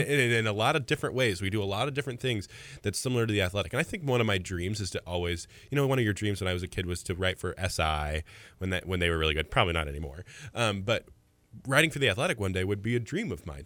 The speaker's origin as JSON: {"language": "English", "town": "Mahomet", "region": "Illinois", "country": "United States", "tie": "born or raised there", "also_born_or_lived": "Farmer City, Illinois / Champaign, Illinois", "said": "I was born and raised in Muhammad. I was there for sixteen years."}